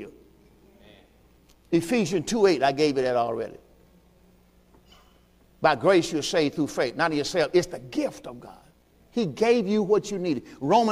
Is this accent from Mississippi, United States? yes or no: yes; Mississippi, United States; moved away; I'm from Mississippi.